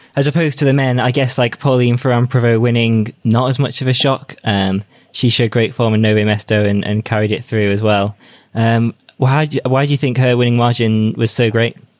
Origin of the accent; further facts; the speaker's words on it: United Kingdom; as a British rider